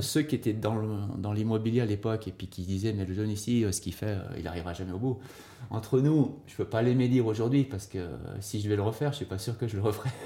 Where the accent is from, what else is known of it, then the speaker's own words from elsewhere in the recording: Sierre, Valais, Switzerland; also born or lived in Lausanne; now in Nendaz, Switzerland; originaire quand même du Valais, de Sierre, euh, installé à Nanda par euh, mon épouse Denise, qui est Nandette